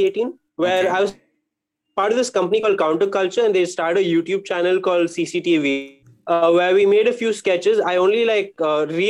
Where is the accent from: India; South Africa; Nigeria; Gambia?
India; Bangalore, Karnataka; also born or lived in Bombay; since I was from Bangalore, I was there